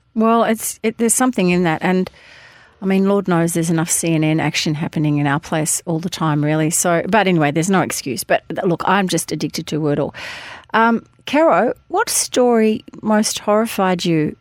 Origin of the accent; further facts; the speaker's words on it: Hampton, Victoria, Australia; when I was a kid growing up in Hampton